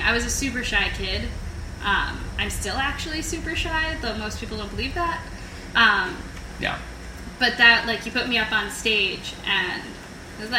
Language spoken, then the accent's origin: English; New Jersey, United States; born or raised there; also born or lived in Queens, New York